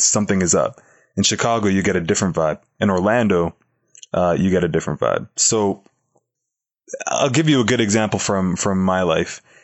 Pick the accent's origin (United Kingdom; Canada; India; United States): Canada; Toronto, Ontario; my hometown of Toronto, Canada